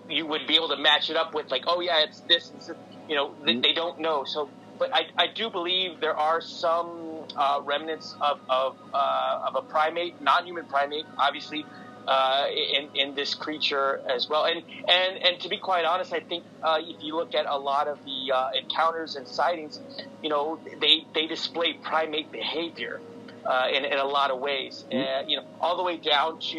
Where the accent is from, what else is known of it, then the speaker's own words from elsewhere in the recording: San Antonio, Texas, United States; I'm from San Antonio, Texas. I'm a native here